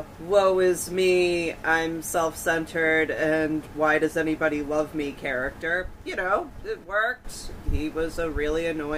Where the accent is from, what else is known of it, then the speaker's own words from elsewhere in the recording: Massachusetts, United States; accent: Massachusetts; I've worked in tourism in Massachusetts for the past, like, 17 years, and I will say that my accent, like, becomes stronger when I'm around people who aren't from here. It's like I hear the way they're talking, and then suddenly my R's disappear.